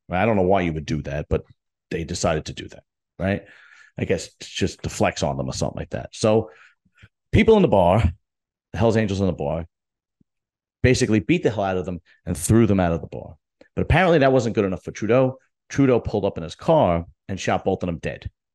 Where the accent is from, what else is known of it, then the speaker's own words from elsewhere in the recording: United States; we're, we're American or I'm American